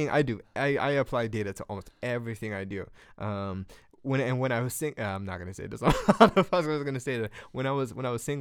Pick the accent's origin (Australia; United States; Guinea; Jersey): Guinea; English is a second language; but in Guinea, where I'm from, and Guinea is like the fourth poorest country in Africa.